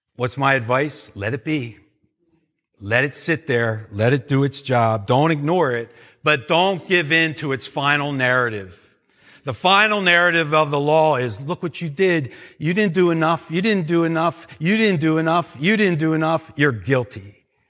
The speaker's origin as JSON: {"language": "English", "country": "United States", "said": "as American Christians"}